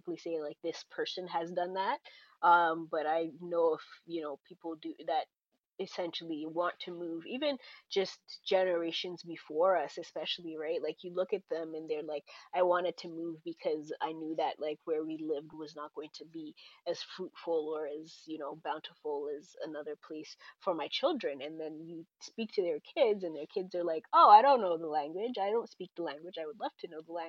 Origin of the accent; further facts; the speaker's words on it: Harare, Zimbabwe; also born or lived in United States / Canada; now in Calgary, Canada; I was born and raised in Zimbabwe